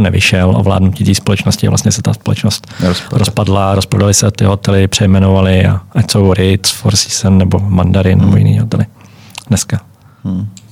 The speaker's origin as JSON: {"language": "Czech", "country": "Czechia", "also_born_or_lived": "Germany / Switzerland", "said": "jsme tam jako Češi"}